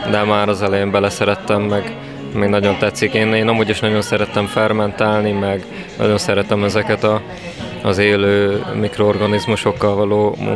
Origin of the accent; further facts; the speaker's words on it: Veszprém, Veszprém County, Hungary; moved away as an adult; also born or lived in Budapest; Veszprémi születésű vagyok